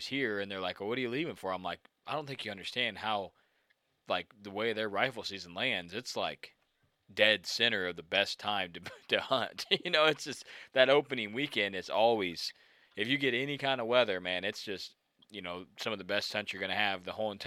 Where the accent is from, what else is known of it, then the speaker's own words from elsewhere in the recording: Missouri, United States; I grew up in Missouri bow hunting. That's where I, you know, grew up.